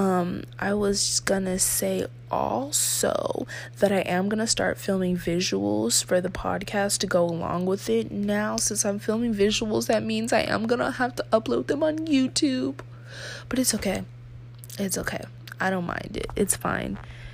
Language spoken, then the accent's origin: English; United States; I'm American